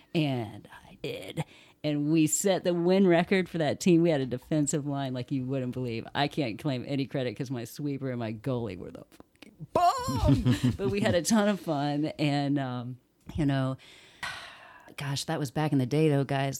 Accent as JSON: {"language": "English", "town": "Bloomington", "region": "Indiana", "country": "United States", "tie": "born or raised there", "also_born_or_lived": "Muncie / Clinton County", "said": "I was born in Muncie, raised in between Bloomington and Clinton County. I consider Bloomington my hometown"}